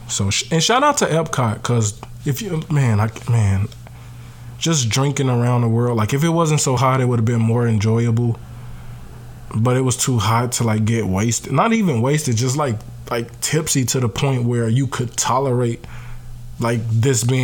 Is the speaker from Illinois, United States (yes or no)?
yes; Chicago, Illinois, United States; Me as a Chicagoan, or us as Chicagoans